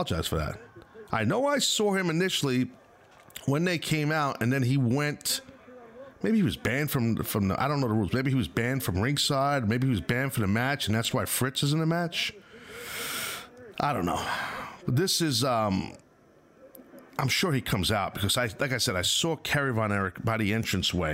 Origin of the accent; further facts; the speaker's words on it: Northeast, United States; I'm a guy from the Northeast